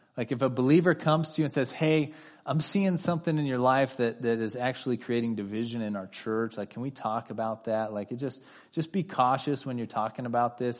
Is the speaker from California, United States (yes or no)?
yes; California, United States; my wife and I are both native Californians.